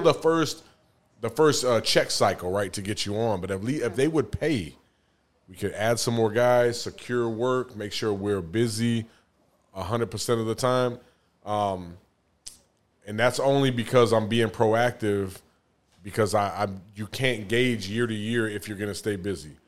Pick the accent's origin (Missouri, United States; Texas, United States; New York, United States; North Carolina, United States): Texas, United States; San Antonio; also born or lived in Denver, Colorado; now in Atlanta, United States; I'm from San Antonio